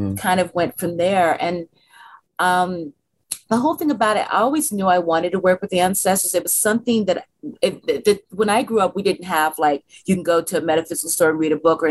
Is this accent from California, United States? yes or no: yes; San Francisco, California, United States; I'm a native San Franciscan. I was born in San Francisco in the 60s, and I helped integrate